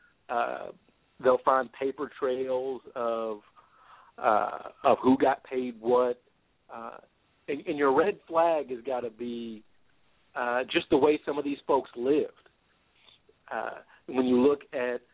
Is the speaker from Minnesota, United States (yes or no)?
no; Louisville, Kentucky, United States; here in my hometown of Louisville